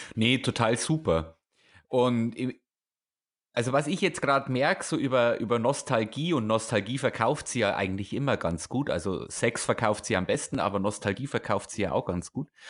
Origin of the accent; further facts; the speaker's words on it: near Erbendorf, Bavaria, Germany; moved away; Erbendorf, das ist 15 Minuten mit dem Auto von meinem Heimatort weg. Das ist ja quasi der Nachbarort